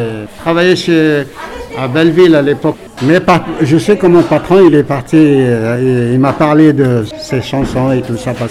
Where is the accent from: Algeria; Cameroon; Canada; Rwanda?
Algeria; also born or lived in Paris, France; now in France; quand j'étais jeune en Algérie